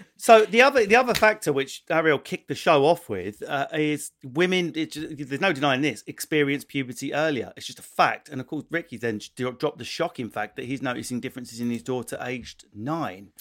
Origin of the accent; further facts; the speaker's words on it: Essex, East of England, United Kingdom; someone like me born in Essex